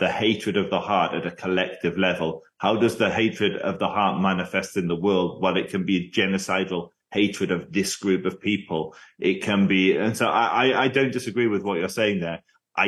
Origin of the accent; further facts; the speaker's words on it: England, United Kingdom; I'm an Englishman.